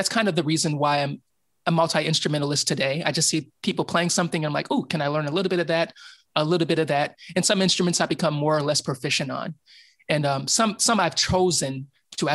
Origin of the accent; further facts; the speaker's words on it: Kansas City, Missouri, United States; moved away as an adult; now in Los Angeles, United States; I left high school and I came back to visit before I moved to LA from Kansas City, Missouri